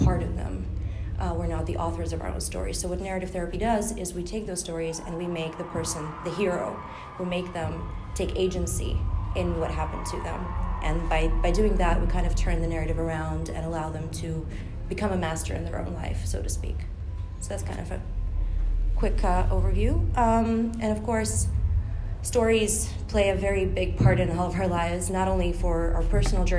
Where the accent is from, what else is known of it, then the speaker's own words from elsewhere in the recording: Ukraine; moved away as an adult; also born or lived in Spain / Netherlands; now in The Hague, Netherlands; I'm originally from Ukraine. I studied in Spain and in the Netherlands, and now I work as a queer-friendly psychologist in The Hague.